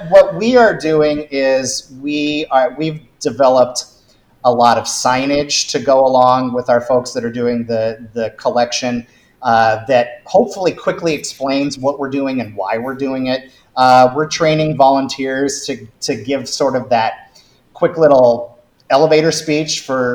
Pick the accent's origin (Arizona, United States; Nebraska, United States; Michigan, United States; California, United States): Nebraska, United States; for me, grew up in Nebraska